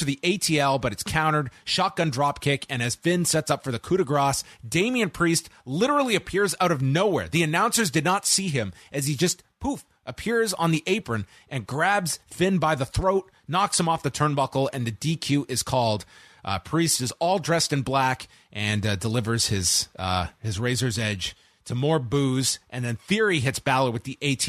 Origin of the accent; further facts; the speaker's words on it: Canada; Shawn Michaels is a legend, a very proud Texan, but as a Canadian, it would be sacrilegious as a fan of Bret Hart to have you as my guest.